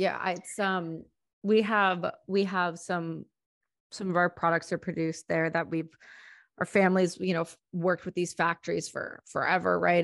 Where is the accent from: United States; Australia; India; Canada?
Canada; Ontario; I'm from Ontario, where not too far from where you guys actually are